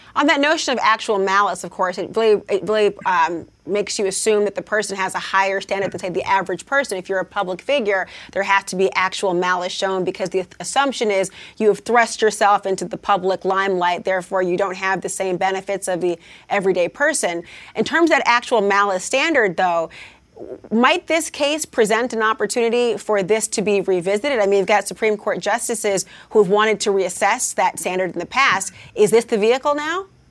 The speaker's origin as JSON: {"language": "English", "region": "Minnesota", "country": "United States", "said": "I'm from Minnesota"}